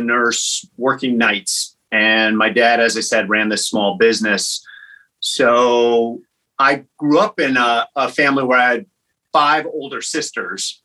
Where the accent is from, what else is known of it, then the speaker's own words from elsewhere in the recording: Peoria, Illinois, United States; moved away; I grew up in a town called Peoria, Illinois